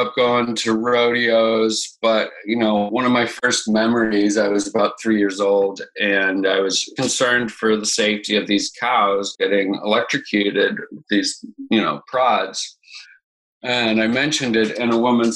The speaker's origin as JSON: {"language": "English", "town": "Boulder", "region": "Colorado", "country": "United States", "tie": "born or raised there", "said": "I am born and raised in Boulder, Colorado"}